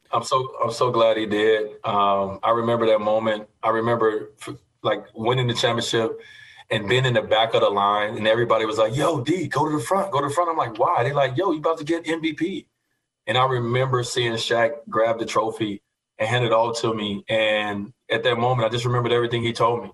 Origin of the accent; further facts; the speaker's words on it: Chicago, Illinois, United States; growing up in Chicago